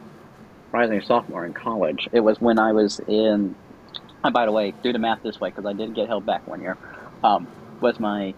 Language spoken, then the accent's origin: English; the South, United States; also born or lived in Guatemala City, Guatemala; as a Southerner